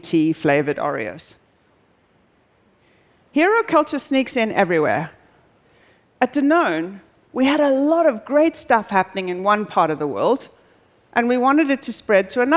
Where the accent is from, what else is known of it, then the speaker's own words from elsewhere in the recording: South Africa; moved away; I'm originally South African